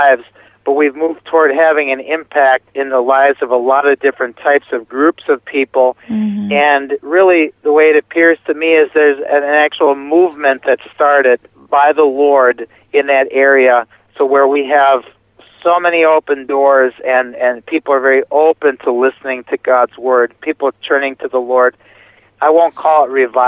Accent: United States; moved away as an adult; also born or lived in Milwaukee, Wisconsin; now in Romania; being an American

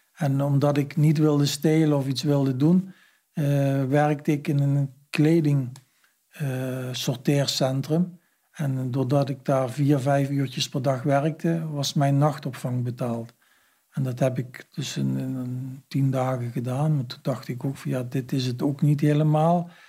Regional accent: Heerlen, Limburg, Netherlands; Ik kom uit Heerlen, en de grensstreek, dus er kwamen ook heel veel Duitsers

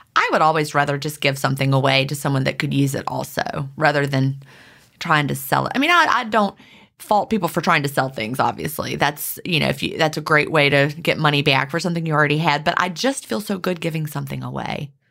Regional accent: Virginia, United States; also born or lived in Augusta; I grew up in Virginia

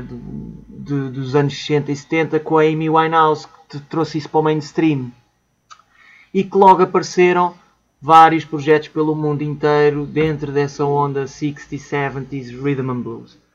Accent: Portugal; somos portugueses, orgulhosamente portugueses

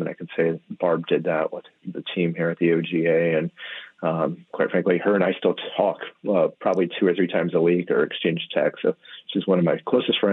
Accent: Midwest, United States; also born or lived in Monterey, California; now in Oregon, United States; I grew up in the Midwest

